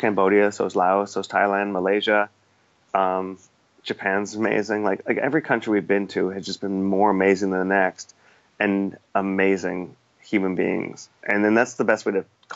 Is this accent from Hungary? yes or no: no; Canada; moved away as an adult; now in Singapore; growing up in North America